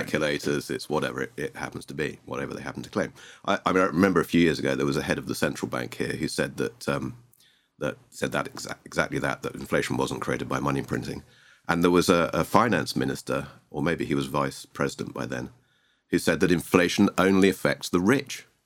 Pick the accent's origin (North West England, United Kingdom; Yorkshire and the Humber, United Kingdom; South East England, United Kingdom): South East England, United Kingdom; Sussex; moved away as an adult; now in Argentina; I hail from the U K originally. I'm English, from s, Southeast England, a place called Sussex.